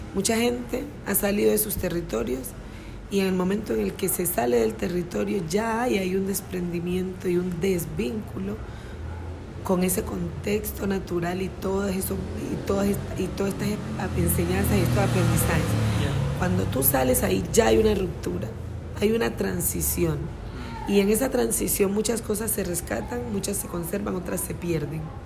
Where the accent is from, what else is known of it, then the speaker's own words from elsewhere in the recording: Timbiquí, Cauca, Colombia; now in Cali, Colombia; yo me crié en Timbiquí